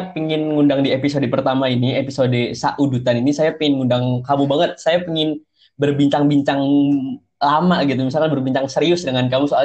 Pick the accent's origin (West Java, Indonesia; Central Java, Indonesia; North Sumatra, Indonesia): Central Java, Indonesia; itu kota saya lahir, kota saya sekolah, kota saya tinggal tiga tahun di sana